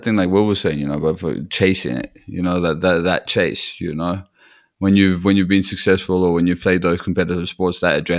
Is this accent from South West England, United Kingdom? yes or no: yes; Newquay, South West England, United Kingdom; there's like a festival in my hometown in Newquay